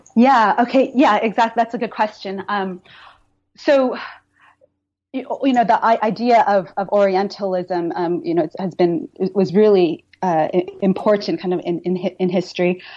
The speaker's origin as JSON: {"language": "English", "country": "United States", "tie": "born or raised there", "moved": "yes", "lives_now": "London, United Kingdom", "said": "I actually grew up in the States, so I'm Chinese American"}